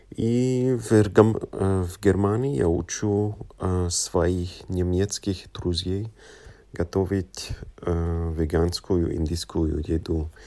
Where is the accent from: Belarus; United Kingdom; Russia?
United Kingdom; London; Russian is a second language; moved away as an adult; now in Cologne, Germany; вырос, вырос в Лондоне. И мои родители родились в Африке, но моя бабушка и дедушка родились э, в Индии.